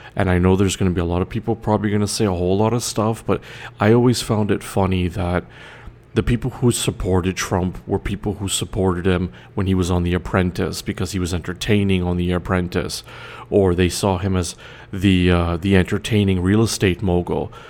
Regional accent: Canada; I'm Canadian

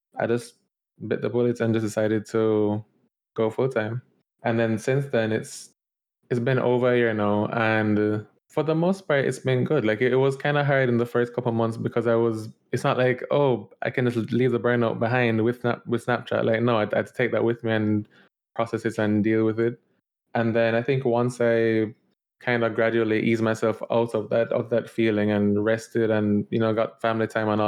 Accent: Jamaica; moved away as an adult; also born or lived in Georgia, United States; now in New York, United States; born and raised in Jamaica and went to high school and everything

